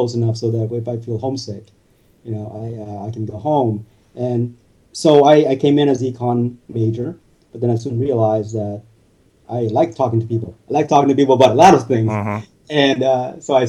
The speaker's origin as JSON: {"language": "English", "town": "Salinas", "region": "California", "country": "United States", "tie": "born or raised there", "also_born_or_lived": "Monterey", "said": "I grew up in Salinas and Monterey area"}